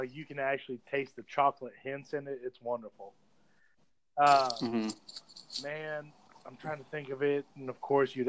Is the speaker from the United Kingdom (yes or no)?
no; Ireland; I mean, I'm Irish, so, you know, go Guinness.